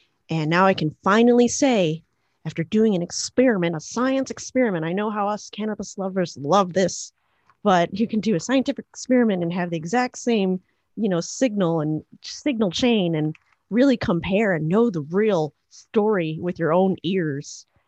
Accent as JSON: {"language": "English", "town": "Chicago", "region": "Illinois", "country": "United States", "said": "well, I'm from Chicago and I want to go to the beach right now."}